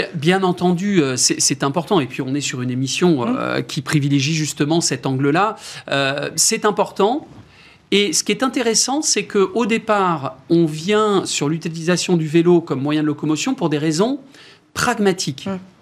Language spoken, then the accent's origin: French; France